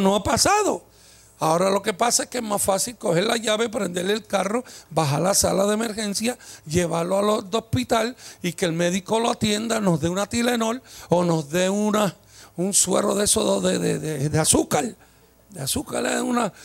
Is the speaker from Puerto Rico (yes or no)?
yes; Puerto Rico; como somos los boricuas